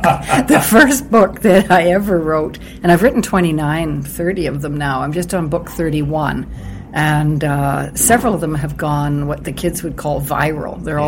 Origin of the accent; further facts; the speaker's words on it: Toronto, Ontario, Canada; born there; also born or lived in Uranium City / Edmonton / British Columbia; I was born on Algonquin Island, just outside of Toronto